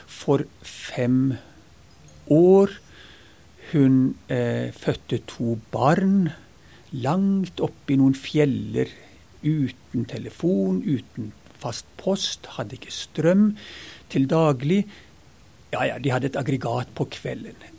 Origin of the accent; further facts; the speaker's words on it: Ethiopia; now in Norway; jeg vokste opp langt ute i Afrika, den gangen Afrika var Afrika. Så flytta jeg på internat og bodde der i seks år